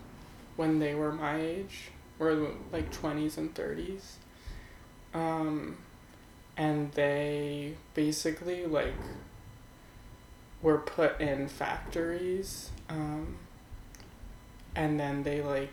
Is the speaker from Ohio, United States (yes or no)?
no; New Jersey, United States; also born or lived in Philadelphia, Pennsylvania; now in New York City, United States; I was born in Philadelphia, and I grew up in the suburbs of Philly in New Jersey, South Jersey.